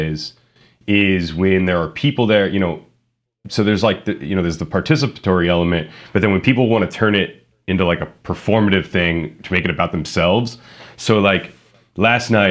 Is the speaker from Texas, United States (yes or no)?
no; Youngstown, Ohio, United States; my hometown, in Youngstown